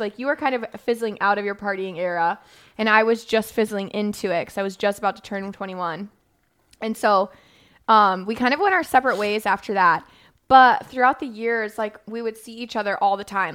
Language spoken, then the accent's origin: English; Florida, United States; I grew up in Florida